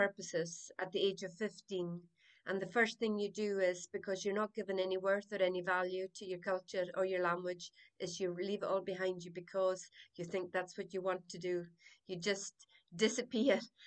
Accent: South Uist, Scotland, United Kingdom; I was born in South Uist. My family is a family of storytellers and pipers and singers, brought up in the croft

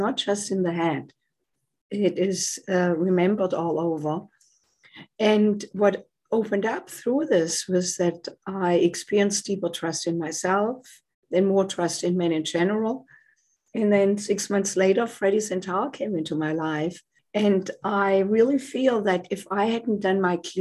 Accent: Germany; moved away as an adult; now in United States; As you can tell by my accent, I did not grow up in the United States. I came here from Germany in my late 20s to do postgraduate work in music

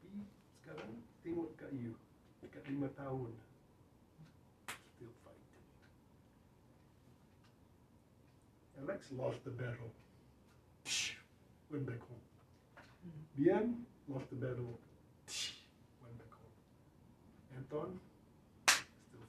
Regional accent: Kuala Lumpur, Malaysia; English is a second language; now in United States; I come from Kuala Lumpur

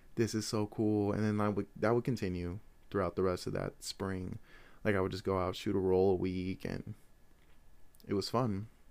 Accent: Des Moines, Iowa, United States; I am from Des Moines, Iowa

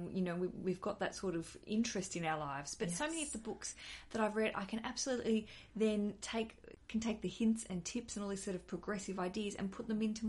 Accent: Australia; now in London, United Kingdom; I'm an Australian living in London

